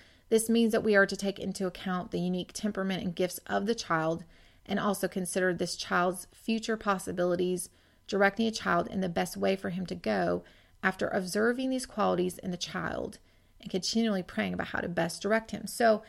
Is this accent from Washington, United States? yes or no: yes; Washington, United States; now in Georgia, United States; when I first got married and I moved from Washington to Georgia, that was really a source of, I didn't realize, a source of homesickness for me.